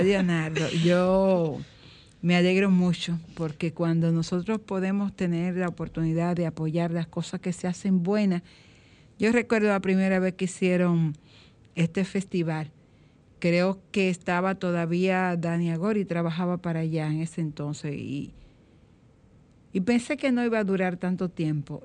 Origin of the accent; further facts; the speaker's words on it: Dominican Republic; como dominicano